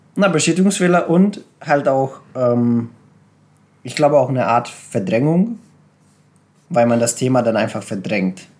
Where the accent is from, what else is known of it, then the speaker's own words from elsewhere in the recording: Serbia; moved away; ich bin in Serbien aufgewachsen, in einem kleinen Dorf und wir sind sehr arm aufgewachsen